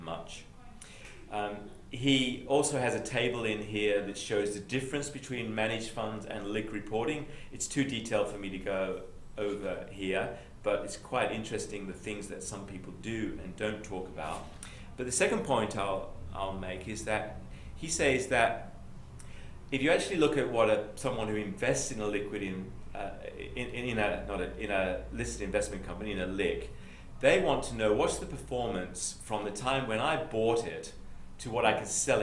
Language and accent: English; England, United Kingdom; accent: Pommy; now in New South Wales, Australia; my Pommy accent